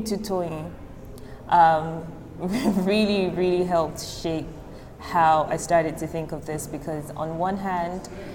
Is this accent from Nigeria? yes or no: yes; Nigeria; growing up in Nigeria, traditionally, you have your grandparents living in the hometown somewhere, and then you live in the city